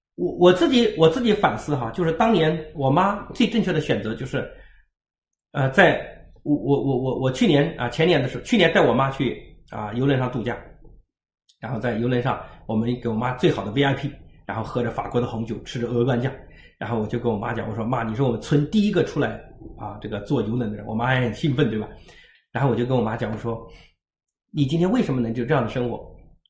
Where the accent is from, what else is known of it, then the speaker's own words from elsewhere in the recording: Anhui, China; moved away as an adult; now in Hangzhou, China; 那年合肥一中，我是安徽人哈